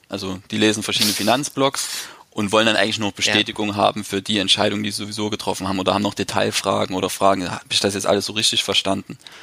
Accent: eastern Germany, Germany; now in Leipzig, Germany; bei uns im Osten

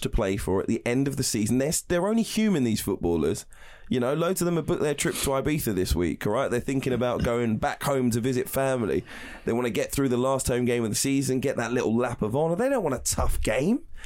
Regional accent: Wembley, London, United Kingdom; I grew up in Wembley.

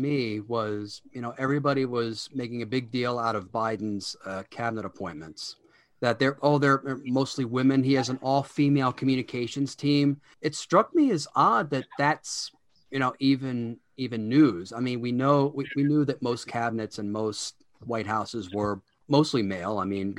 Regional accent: Baltimore, Maryland, United States; I'm from the Baltimore area. I still live there.

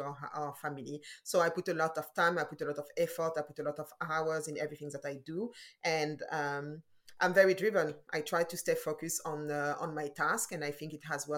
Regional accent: Paris, Île-de-France, France; moved away as an adult; also born or lived in London, United Kingdom / Burkina Faso; now in New York, United States; I grew up in Paris. I was born and raised in Paris.

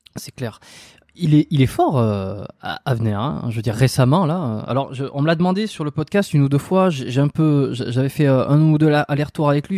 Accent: France; moved away as an adult; also born or lived in Bordeaux; now in Montreal, Canada; Je suis pas canadien, je suis français euh, qui suis expatrié

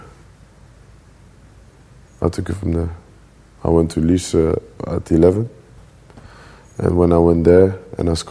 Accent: Antwerp, Flanders, Belgium; moved away; also born or lived in Brussels / Molenbeek; I was born in Belgium, born in Antwerp

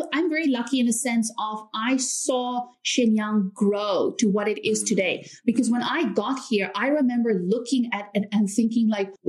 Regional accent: South Africa; also born or lived in United States; now in China; but I'm actually from South Africa. A lot of people are also confused about my accent because I don't have a typical South South African accent.

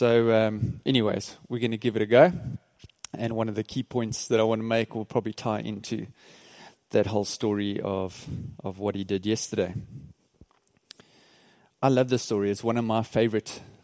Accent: Port Elizabeth, Eastern Cape, South Africa; we're from South Africa, a place called Port Elizabeth

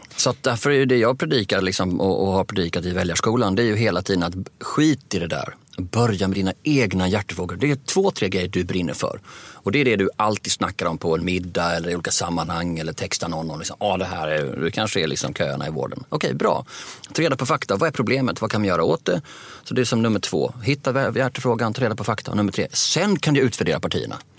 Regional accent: Sweden

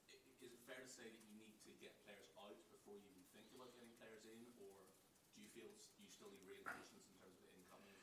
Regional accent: Ireland; I'm an Irishman.

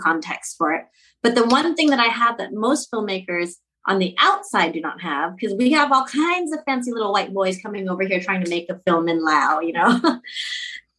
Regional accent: Orange County, Southern California, United States; moved away as an adult; now in Laos; I was raised in Southern California. I was born in OC

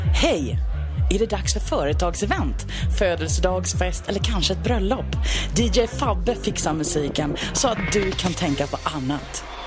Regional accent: Blekinge, Sweden; Där jag kommer från Blekinge har vi en liten residensstad som heter Karlskrona

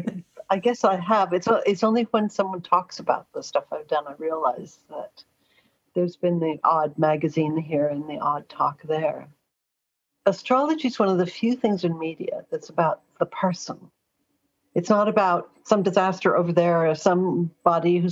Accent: Los Angeles, California, United States; now in London, United Kingdom; I literally was born in Hollywood. Growing up in Los Angeles

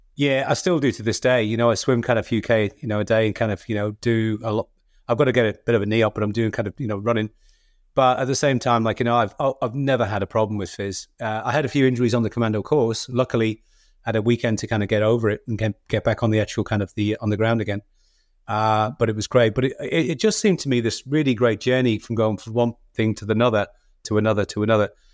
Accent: Liverpool, North West England, United Kingdom; moved away as an adult; I come from Liverpool

